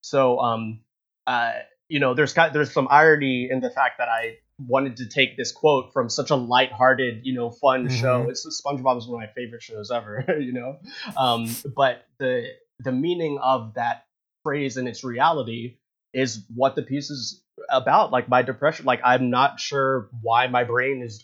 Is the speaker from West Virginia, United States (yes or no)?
no; North Carolina, United States; We're both from North Carolina, actually